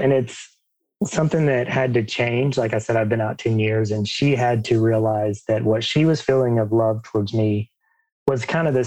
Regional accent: Alabama, United States; I grew up in Alabama, if you can't tell by my accent.

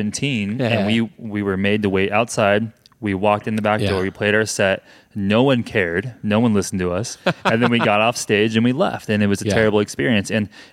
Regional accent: Chino Valley, Arizona, United States; Yeah, Chino Valley, but then driving the Prescott and trying to see music.

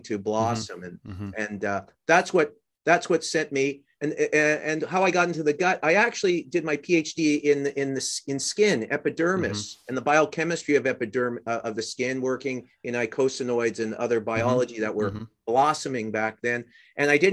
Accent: Canada; moved away; growing up in Canada

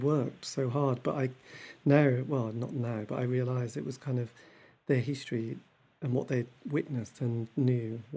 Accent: East Anglia, East of England, United Kingdom; I grew up in East Anglia

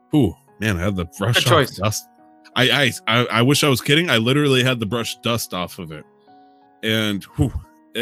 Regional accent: United States; as an American

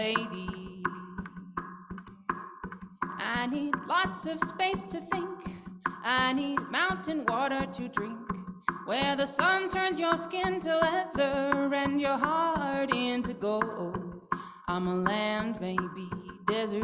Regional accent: New Mexico, United States; moved away; also born or lived in San Francisco; I'm from New Mexico, so I didn't quite understand the ocean

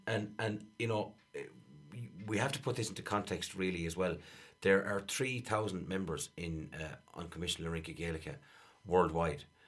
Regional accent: Ireland; us as Irish people

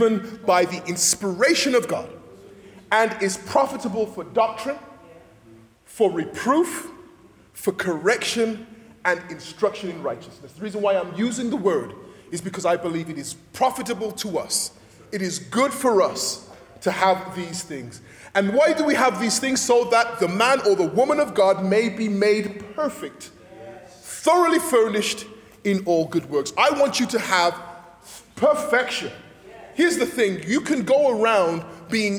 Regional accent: England, United Kingdom; moved away; I'm from England, and one of the things you grow up with in the back of your head is that the English hate the French.

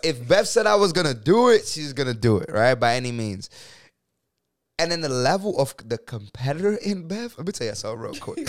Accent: New York City, New York, United States; I'm a kid from the Bronx, New York

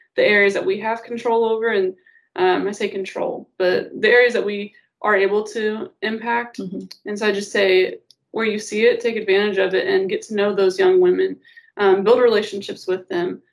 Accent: Auburn, Illinois, United States; I'm from Auburn, Illinois. Um, my dad's a pastor at Meadowbrook Baptist Church, um, and I've been there since I was about one years old

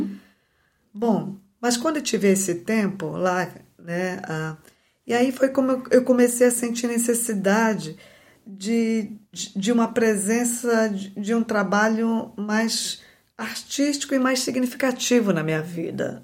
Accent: Belém, Pará, Brazil; moved away; Eu nasci em Belém e nasci e me criei numa periferia da, da cidade de Belém

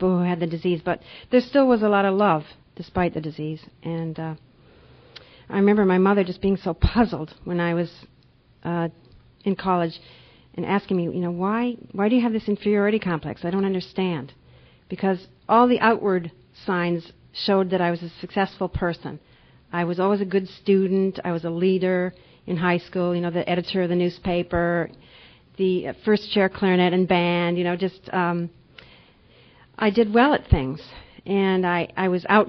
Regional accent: Minnesota, United States; moved away as an adult; also born or lived in Panama / Boston, Massachusetts; now in Geneva, New York, United States; I grew up in Minnesota when I was young, and now I've been living in New York State for about 10 years

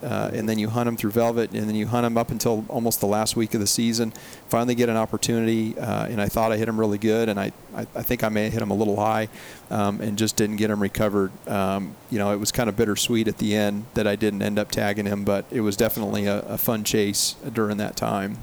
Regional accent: Chinook, Montana, United States; also born or lived in Butte, Montana; I was born and raised in Montana um, basically 18 years of my life, and then went to college in Butte, Montana for another four years. So I spent my whole childhood growing up um, in north central Montana. So Mm-hmm. If if anyone knows a little town called Chinook

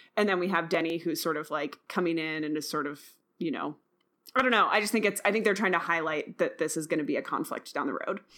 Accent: Midwest, United States; also born or lived in Rust Belt; I grew up in the Midwest

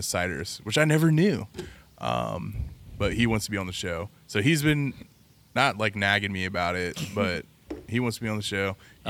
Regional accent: Cincinnati, Ohio, United States; I grew up in the Eagles and the Ambets all around Cincinnati.

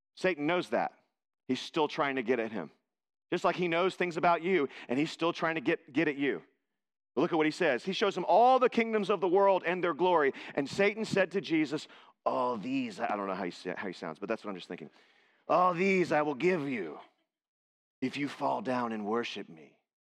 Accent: Texas, United States; I was born in Texas.

